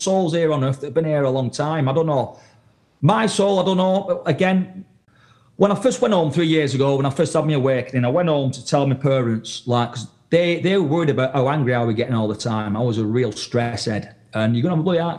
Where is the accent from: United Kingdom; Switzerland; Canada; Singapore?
United Kingdom; the north of England; moved away as an adult; now in New England, United States; I was raised in Northern England, mate, in a working class town